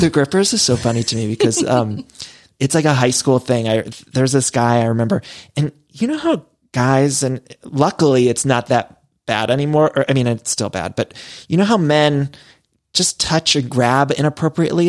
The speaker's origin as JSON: {"language": "English", "region": "Midwest", "country": "United States", "moved": "yes", "lives_now": "Los Angeles, United States"}